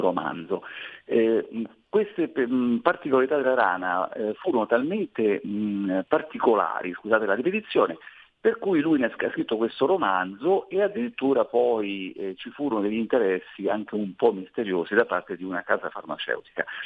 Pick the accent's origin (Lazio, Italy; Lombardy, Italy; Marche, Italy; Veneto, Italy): Lazio, Italy; Latina; Io sono di Latina, quindi nelle campagne dell'Agropontino